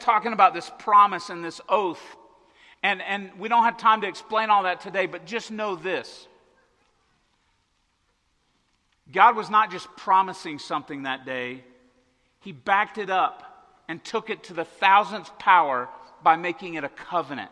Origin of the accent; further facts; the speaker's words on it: Arkansas-Oklahoma border, United States; I grew up on the Arkansas-Oklahoma border in the middle of Tornado Alley